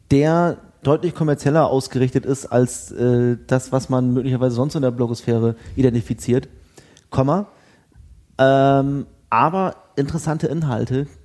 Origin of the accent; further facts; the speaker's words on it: Bremen, Germany; ich bin ja Bremer.